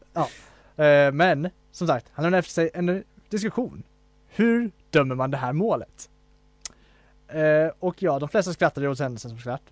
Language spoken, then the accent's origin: Swedish; Falun, Dalarna County, Sweden; min hemstad Falun